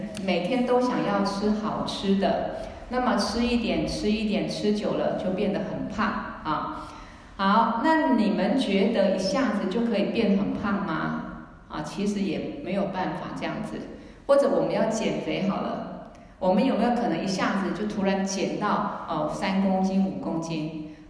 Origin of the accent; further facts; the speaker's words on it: China; 但是我们中国人通常哈，嗯，比较很多事情不好意思讲。